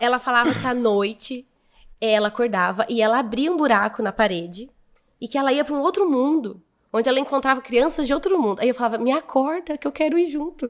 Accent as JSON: {"language": "Portuguese", "town": "Martinópolis", "region": "São Paulo", "country": "Brazil", "tie": "born or raised there", "also_born_or_lived": "Presidente Prudente", "said": "Eu nasci em Prudente, mas fui com seis anos para Martinópolis"}